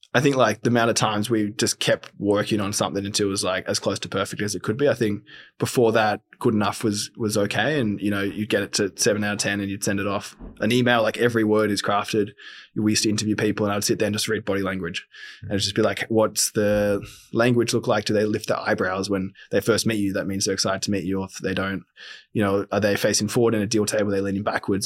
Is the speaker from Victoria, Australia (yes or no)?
no; Sydney, New South Wales, Australia; born and bred in Sydney